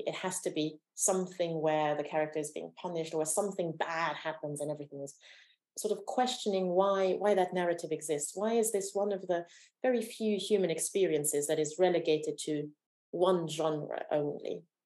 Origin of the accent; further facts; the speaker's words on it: Romania; moved away; I was born in Romania during the communist dictatorship